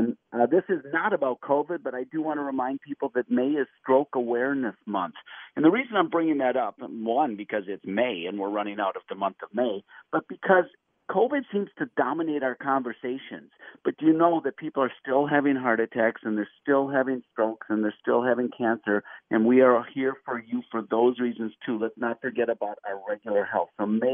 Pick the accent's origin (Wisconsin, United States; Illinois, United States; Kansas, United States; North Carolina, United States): Wisconsin, United States; Madison; I was born in Madison, Wisconsin